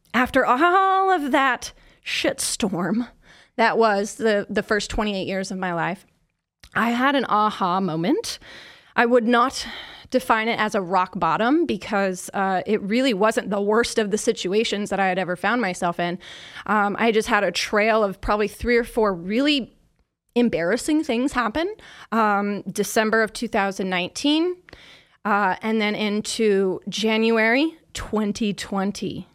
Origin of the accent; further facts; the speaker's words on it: Kansas City, Missouri, United States; I'm from Kansas City